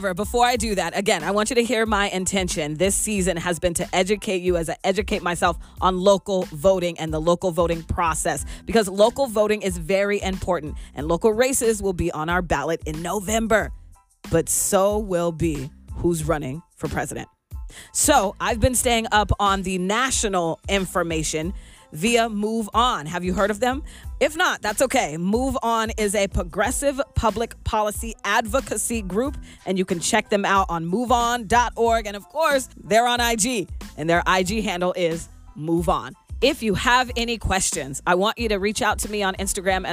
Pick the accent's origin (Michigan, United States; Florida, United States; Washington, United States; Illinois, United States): Washington, United States; Seattle; moved away as an adult; also born or lived in Pasco, Washington; now in Tri-Cities, United States; they moved me away from Pasco, the Tri-Cities, when I was 3, because I grew up in Seattle